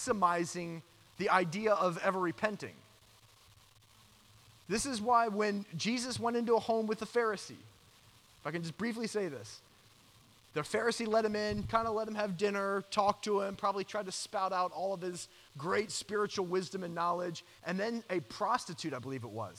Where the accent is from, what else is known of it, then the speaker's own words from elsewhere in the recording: Georgia, United States; moved away; I grew up in Georgia